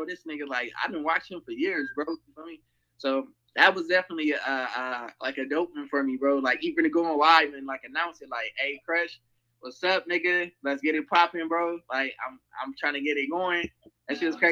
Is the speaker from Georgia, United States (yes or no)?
no; Temple, Texas, United States; now in Long Beach, United States; I'm from Texas, you feel me? I'm from Temple, Texas, bro, from the city of Bell